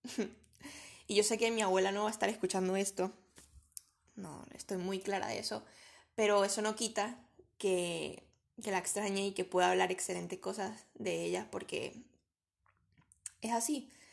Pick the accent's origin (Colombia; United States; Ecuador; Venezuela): Venezuela; moved away as an adult; now in Spain; soy venezolana, pero tengo tres años viviendo en España